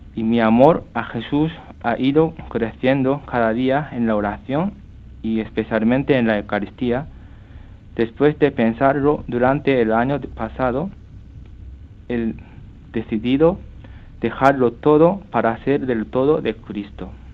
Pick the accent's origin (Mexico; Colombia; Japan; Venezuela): Japan; Spanish is a second language; moved away as an adult; also born or lived in Canada; now in Toledo, Spain; soy japonés